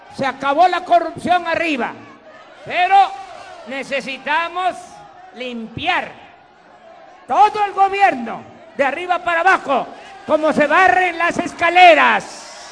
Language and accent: Spanish; Tabasco, Mexico; moved away; Este es mi origen, esta es mi tierra, esta es mi agua